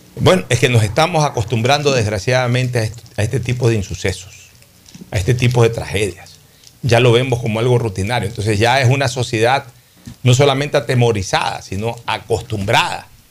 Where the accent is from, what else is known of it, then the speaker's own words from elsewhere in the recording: Guayaquil, Guayas, Ecuador; la ciudad de Guayaquil, en la misma maternidad que yo nací, en Enrique Sotomayor